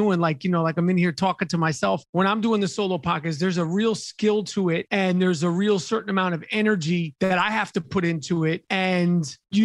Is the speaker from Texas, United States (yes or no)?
no; New York City, New York, United States; moved away as an adult; also born or lived in Los Angeles; I'm born and raised in Manhattan